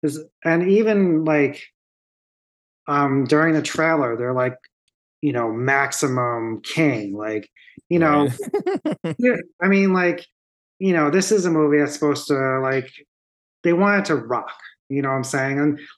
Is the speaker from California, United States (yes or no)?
no; Long Island, New York, United States; born and bred on Long Island